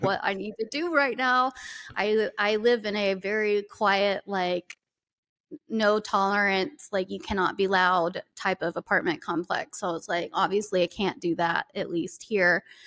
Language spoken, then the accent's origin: English; the South, United States; I am from the South and I lived that fucking life